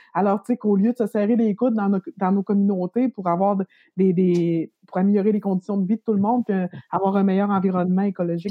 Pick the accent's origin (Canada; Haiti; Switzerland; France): Canada; Quebec; moved away as an adult; now in Quebec City, Canada; je viens du Lac-Saint-Jean, mais je suis venue à Québec euh, pour faire une maîtrise en sciences politiques